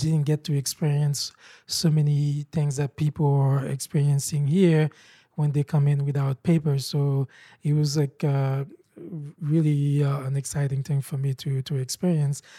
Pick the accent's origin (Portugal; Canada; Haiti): Haiti; English is a second language; moved away as an adult; now in United States; I was born and raised in Haiti